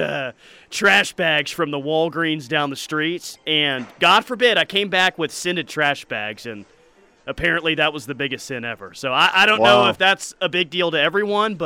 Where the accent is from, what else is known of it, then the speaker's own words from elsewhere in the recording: Verden, Oklahoma, United States; Fort Cobb was one of my big rivals in high school.